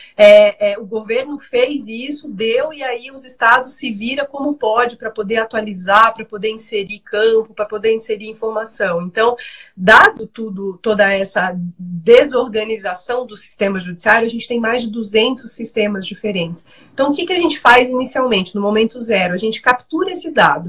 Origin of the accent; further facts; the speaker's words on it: Rondônia, Brazil; now in São Paulo, Brazil; sou de Rondônia